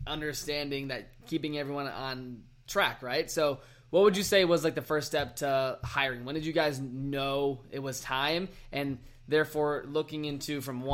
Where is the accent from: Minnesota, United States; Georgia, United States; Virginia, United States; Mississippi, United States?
Virginia, United States; now in Arizona, United States; I was in my hometown in Virginia